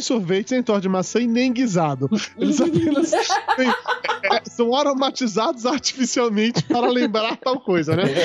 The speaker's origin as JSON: {"language": "Portuguese", "country": "Brazil", "said": "eu sou brasileiro"}